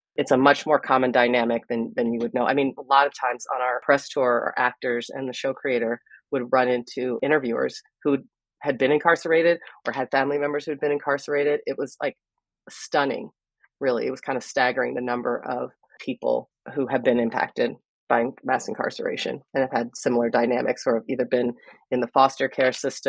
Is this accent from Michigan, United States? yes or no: no; California, United States; also born or lived in Philadelphia, Pennsylvania; I was born in Philadelphia at the University of Pennsylvania. And when I was 5, my parents took me on a cross-country trip to California.